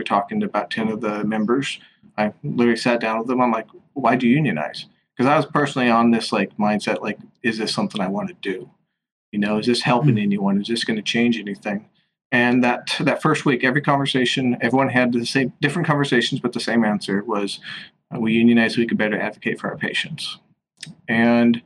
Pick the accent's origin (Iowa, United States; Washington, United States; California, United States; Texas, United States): Washington, United States; moved away as an adult; now in New York City, United States; I'm from the West Coast, I'm from the state of Washington, and I'm now out here in New York City